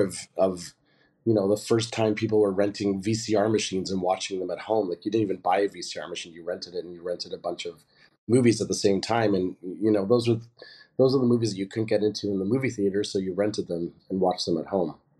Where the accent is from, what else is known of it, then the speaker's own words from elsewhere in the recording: Southern Ontario, Canada; I grew up gay in Southern Ontario in the eighties